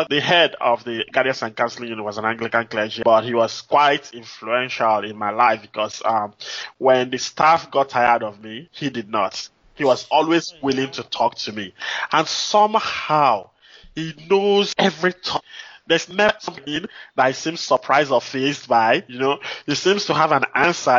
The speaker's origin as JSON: {"language": "English", "country": "Nigeria", "tie": "born or raised there", "also_born_or_lived": "Anambra State, Nigeria / Minnesota, United States", "moved": "as an adult", "lives_now": "Houston, United States", "said": "growing up in Nigeria was quite interesting for me, you know, I would say, because I lived in different cities"}